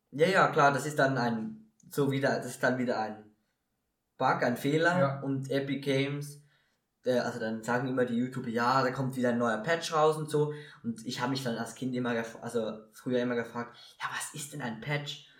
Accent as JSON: {"language": "German", "country": "Switzerland", "said": "bei uns in der Schweiz"}